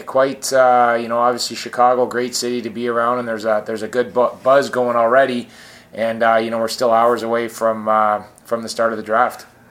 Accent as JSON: {"language": "English", "town": "Scarborough", "region": "Ontario", "country": "Canada", "moved": "yes", "said": "grew up in Scarborough where I'm from"}